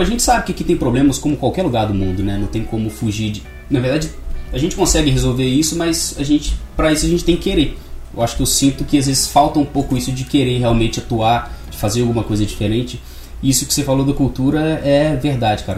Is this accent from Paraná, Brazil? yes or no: no; Barbacena, Minas Gerais, Brazil; sou nascido e criado em Barbacena, moro aqui desde sempre